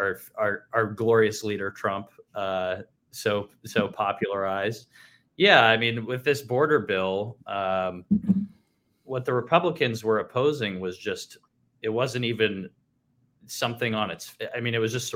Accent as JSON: {"language": "English", "town": "Cincinnati", "region": "Ohio", "country": "United States", "moved": "yes", "lives_now": "Dallas, United States", "said": "I'm originally from Cincinnati, Ohio. I am now in Dallas, Texas"}